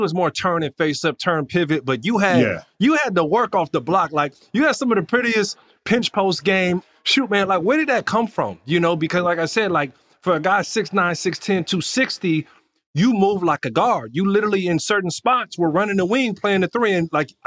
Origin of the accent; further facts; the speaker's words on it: Pasadena, California, United States; I grew up in Pasadena. I'm a West Coast guy